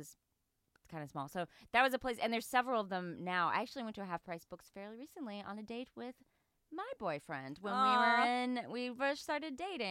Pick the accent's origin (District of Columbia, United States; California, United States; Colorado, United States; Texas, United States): Texas, United States; East; I grew up in East Texas. And then we didn't have a bookstore there. We only had a library. Because it was just a really small town.